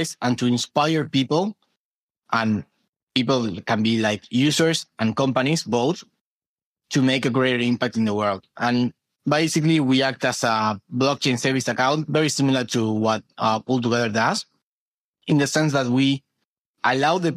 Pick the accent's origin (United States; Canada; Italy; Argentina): Argentina; during 2020 on quarantine in Argentina, I'm from Argentina